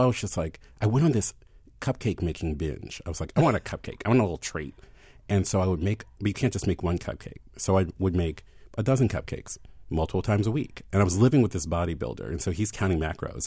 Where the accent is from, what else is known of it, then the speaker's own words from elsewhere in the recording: Baltimore, Maryland, United States; moved away as an adult; also born or lived in Philadelphia; I had left Philadelphia and moved back to my hometown, and I had said I didn't want to move back to Baltimore even to be buried